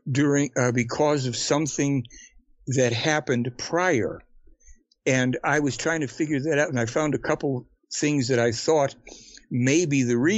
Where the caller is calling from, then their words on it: Canada; Yeah, I'm guy. calling from Canada, man. I'm sorry? I'm calling from Canada.